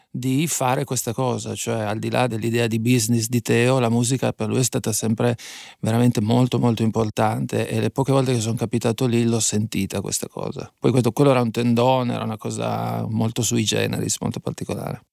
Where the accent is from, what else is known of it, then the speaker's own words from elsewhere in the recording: Fossano, Piedmont, Italy; also born or lived in Bra; Io sono di Fossano, Fossano è una cittadina nel centro più o meno della provincia di Cuneo, ma in realtà poi la mia educazione sentimentale io l'ho tutta esperita a Bra